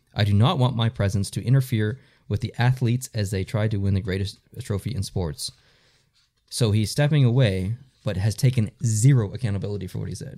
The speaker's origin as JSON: {"language": "English", "country": "Canada", "said": "we are Canadian."}